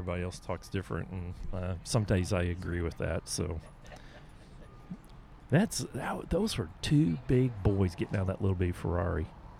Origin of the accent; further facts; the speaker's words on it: United States; accent: southern Oklahoma, Texas; when you have a southern Oklahoma, Texas accent, it comes out a little bit different.